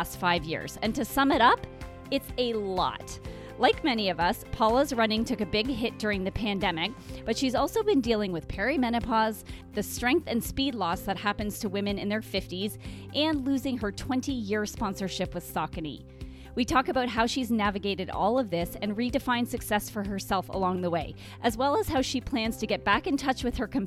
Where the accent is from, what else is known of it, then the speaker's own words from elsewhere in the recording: Brockville, Ontario, Canada; moved away; my hometown of Brockville, Ontario